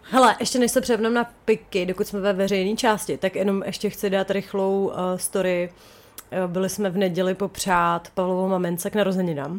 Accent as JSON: {"language": "Czech", "town": "Chomutov", "region": "Ústí nad Labem Region", "country": "Czechia", "said": "jsem z Chomutová"}